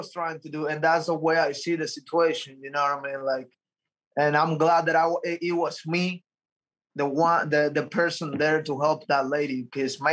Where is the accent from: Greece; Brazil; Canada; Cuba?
Cuba; moved away; I'm coming from Cuba, and since I was a little kid in Cuba